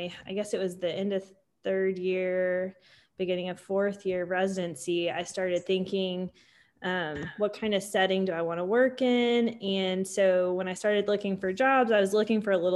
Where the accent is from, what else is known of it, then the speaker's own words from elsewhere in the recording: Tulsa, Oklahoma, United States; also born or lived in Dallas, Texas; I grew up in Tulsa, Oklahoma